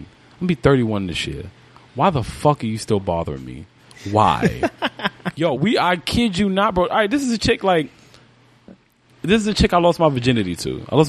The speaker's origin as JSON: {"language": "English", "town": "New York City", "region": "New York", "country": "United States", "tie": "born or raised there", "also_born_or_lived": "Brooklyn", "said": "I didn't grow up in Brooklyn. I grew up in Spanish Harlem. I didn't move to Brooklyn full time until I was like 15 because my mother lived out here. So I was in and out since I was like 7."}